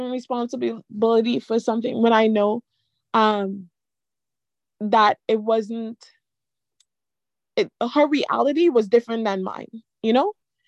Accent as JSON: {"language": "English", "country": "Trinidad & Tobago", "said": "We're from Trinidad, so my grandmother was in Trinidad"}